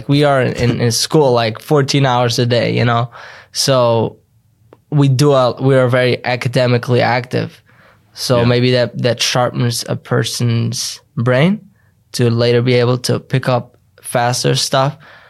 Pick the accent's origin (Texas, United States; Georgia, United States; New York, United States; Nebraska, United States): New York, United States; Kiryas Joel; English is a second language; moved away as an adult; also born or lived in Manhattan; I grew up in Kirishaw, and it's a small village in upstate New York, and it's the Satmar community